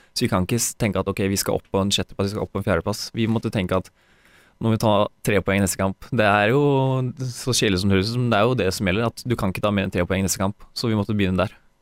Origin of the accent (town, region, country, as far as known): Porsgrunn, Telemark, Norway; born or raised there; moved away as an adult; also born or lived in Mjøndalen; now in Sarpsborg, Norway